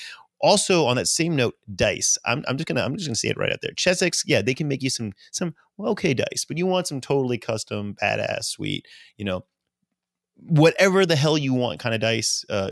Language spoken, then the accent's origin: English; Louisiana, United States; I am born and raised in Louisiana, and I like my sweet tea.